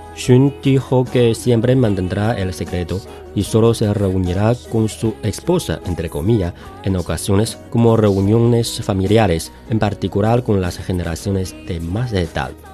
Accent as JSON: {"language": "Spanish", "country": "China"}